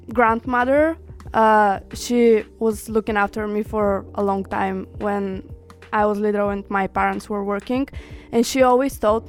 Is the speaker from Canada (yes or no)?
no; Bulgaria; we are both actually from Bulgaria